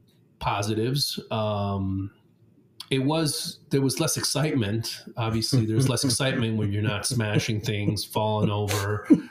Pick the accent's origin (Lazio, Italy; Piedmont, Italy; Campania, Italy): Lazio, Italy; Rome; I was born and raised in Italy. My parents are Italian. I'm Italian, but they decided to send me to an American school when I was six.